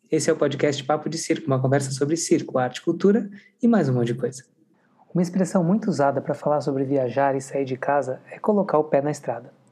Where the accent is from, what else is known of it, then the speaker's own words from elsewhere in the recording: Barbacena, Minas Gerais, Brazil; Eu, como sou de Barbacena, também do interior, mas de outro estado